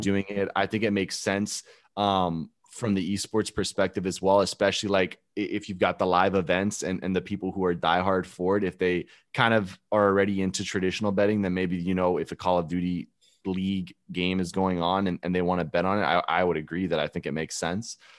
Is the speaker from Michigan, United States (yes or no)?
no; Alabama, United States; born or raised there; moved away as an adult; also born or lived in Gainesville, Florida; now in Tampa, United States